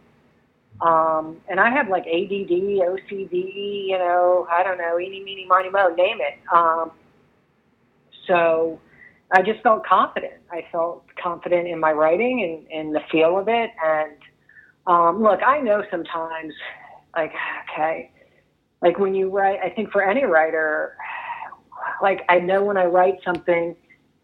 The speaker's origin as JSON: {"language": "English", "region": "New Jersey", "country": "United States", "tie": "born or raised there", "said": "I grew up in New Jersey"}